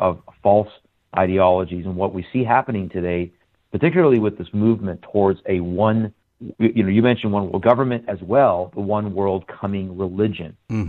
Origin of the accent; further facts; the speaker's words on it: Iran; now in United States; Well, I'm originally from Iran, born there, born into a Muslim family. Just over almost 23 years ago now, Lord Jesus Christ got a hold of my life here in the States after we had left Iran.